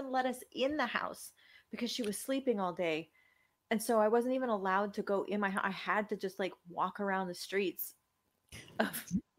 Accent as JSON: {"language": "English", "town": "Richmond", "region": "California", "country": "United States", "tie": "born or raised there", "said": "I grew up in Richmond, California, in the 80s."}